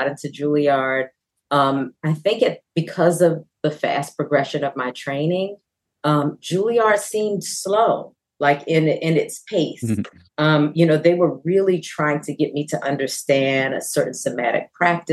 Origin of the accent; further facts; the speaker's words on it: Baltimore, Maryland, United States; Baltimore, my hometown, had a fame school.